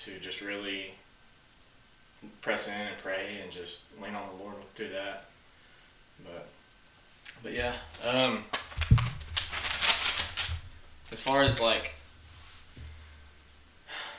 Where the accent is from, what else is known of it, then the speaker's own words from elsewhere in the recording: Searcy, Arkansas, United States; I was born and raised in Searcy, Arkansas, right here in good old rural Arkansas.